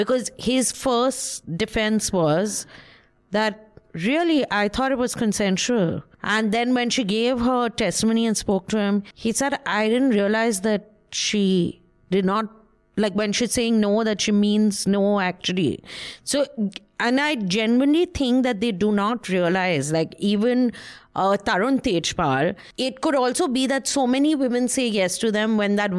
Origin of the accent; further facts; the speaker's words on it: India; Only at Tata Sky. Tata Sky. Because I'm Indian.